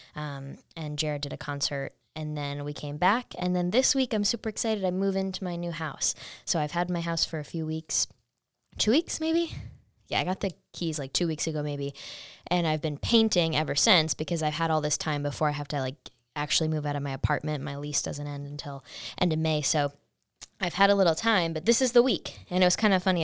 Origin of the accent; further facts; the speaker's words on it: Saratoga Springs, New York, United States; I'm from Saratoga, New York